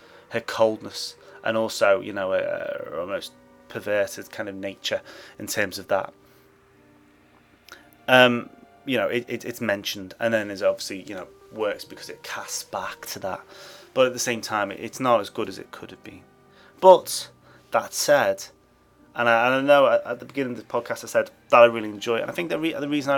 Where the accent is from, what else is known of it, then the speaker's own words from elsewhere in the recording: England, United Kingdom; I'm English